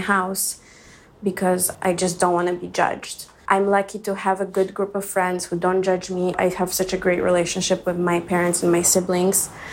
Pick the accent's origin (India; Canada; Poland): Poland; now in Los Angeles, United States; I'm also from Poland, so that's a very close-minded country.